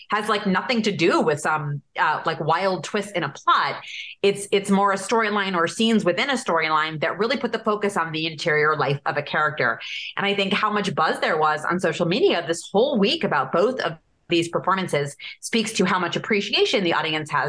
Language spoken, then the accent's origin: English; Evanston, Illinois, United States; I'm from Evanston